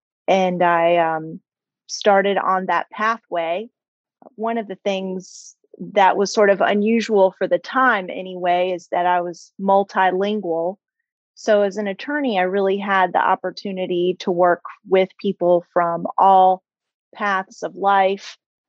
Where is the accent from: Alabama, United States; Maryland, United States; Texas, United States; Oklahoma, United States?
Maryland, United States; Silver Spring; moved away as an adult; also born or lived in Newark, New Jersey; now in Charleston, United States; So that's where I was born. And we moved to right outside of Washington, D.C. in Silver Spring, Maryland. That's where I was raised.